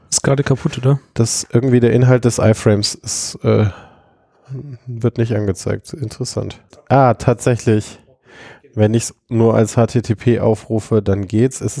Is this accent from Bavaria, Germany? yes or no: yes; Augsburg, Bavaria, Germany; now in Munich, Germany; ich bin ja ursprünglich aus Augsburg nach München gezogen